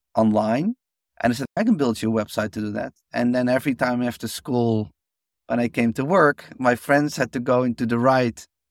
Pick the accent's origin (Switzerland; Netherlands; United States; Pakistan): Netherlands; I grew up in Holland